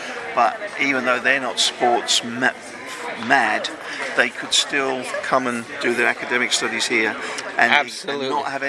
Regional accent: England, United Kingdom; accent: English; moved away; he recognized my accent being from England.

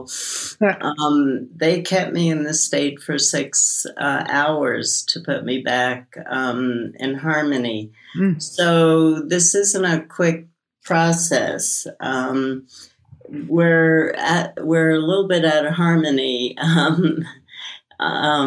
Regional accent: New York City, New York, United States; moved away; also born or lived in San Francisco; I grew up in Brooklyn, and I lived in San Francisco

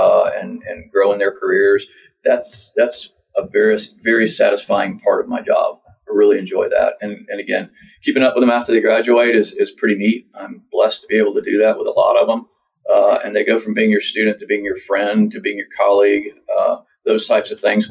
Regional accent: Lakeland, Florida, United States; I grew up in Polk County in Lakeland, and I worked for various ranches down there

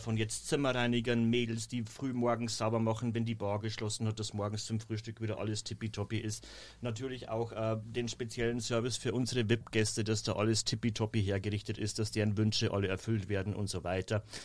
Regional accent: Bavarian Forest, Germany; accent: rolled R like Carolin Reiber; moved away as an adult; im Bayerischen Wald in meiner Heimat. Man hört es wahrscheinlich immer noch an diesem tollen Caroline Reiber R.

